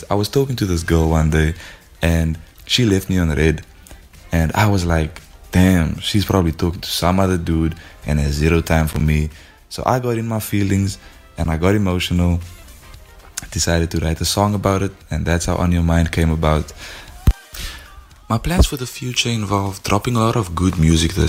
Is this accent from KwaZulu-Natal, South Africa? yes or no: no; Paarl, Western Cape, South Africa; now in Wellington, South Africa; I was born and raised in Paarl, but I'm currently living in Wellington.